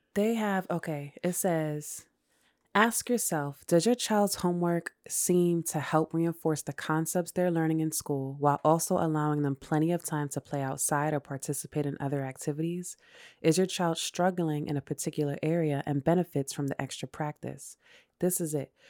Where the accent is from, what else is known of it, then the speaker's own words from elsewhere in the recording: New York City, New York, United States; also born or lived in Brooklyn; I was born and raised in New York. I went to elementary middle school in Queens